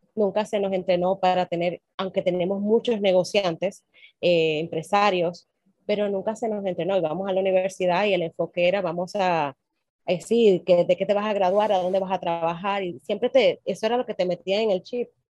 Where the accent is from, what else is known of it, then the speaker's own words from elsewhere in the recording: Dominican Republic; de República Dominicana